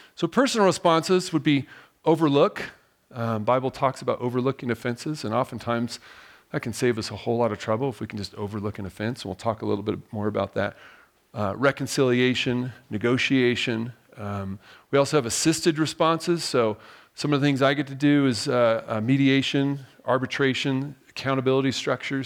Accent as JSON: {"language": "English", "town": "Diamond Bar", "region": "California", "country": "United States", "tie": "born or raised there", "moved": "as an adult", "said": "I'm actually originally from Southern California, a little place called Diamond Bar, and, uh, grew up there"}